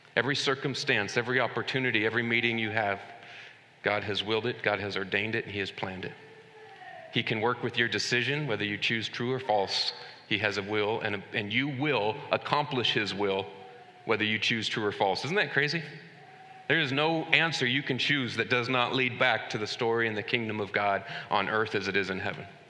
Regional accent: United States

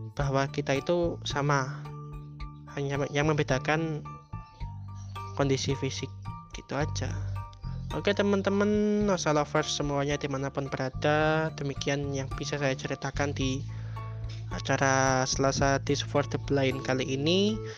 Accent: Yogyakarta, Special Region of Yogyakarta, Indonesia; saya pindah dari SD Muhammadiyah ya dari kelas 3 menuju kelas 4 di sebuah yayasan yang ada di utara di kota Yogyakarta

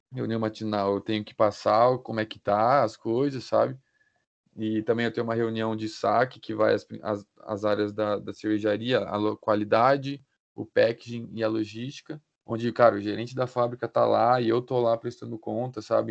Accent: Botucatu, São Paulo, Brazil; moved away as an adult; now in Ponta Grossa, Brazil; sou natural de Botucatu, interior de São Paulo. Vim para cá já tem cinco anos para fazer Engenharia de Produção na UTF

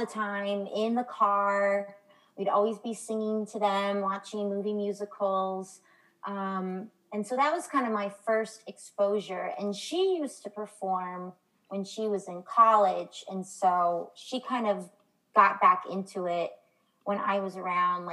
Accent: San Francisco Bay Area, California, United States; moved away as an adult; now in New York, United States; California, which is where I'm originally from

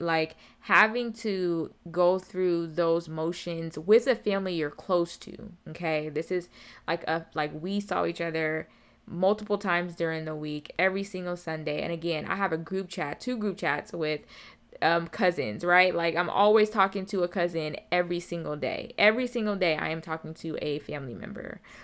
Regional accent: Seattle, Washington, United States; moved away as an adult; also born or lived in Atlanta, Georgia; I'm born and raised in Seattle, Washington

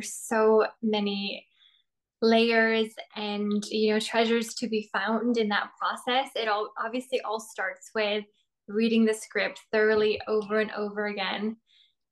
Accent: Norway; moved away as an adult; now in Toronto, Canada; I'm originally from Norway. I was born and raised there, but I moved to Toronto about 4 years ago

